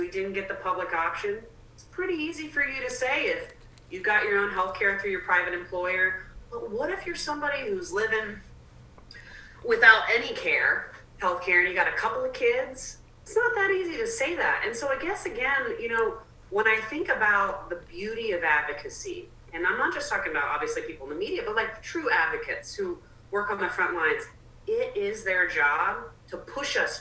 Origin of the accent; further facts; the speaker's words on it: the South, United States; also born or lived in Atlanta, Georgia / South Carolina; I grew up in Georgia and South Carolina.